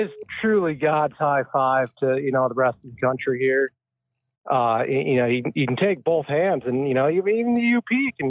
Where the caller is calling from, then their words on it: Michigan, United States; I'm calling from the actual Mitten State.